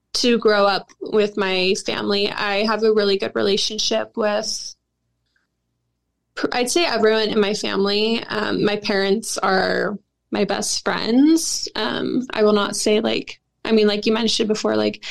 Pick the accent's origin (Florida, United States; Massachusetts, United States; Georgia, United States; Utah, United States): Utah, United States; Salt Lake City; now in Arizona, United States; I was born in Salt Lake in December 28th, 1998